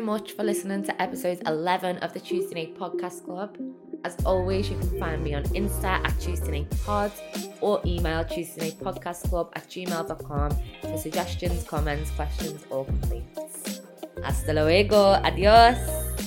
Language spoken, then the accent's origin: English; Liverpool, North West England, United Kingdom; I'm from Liverpool, England.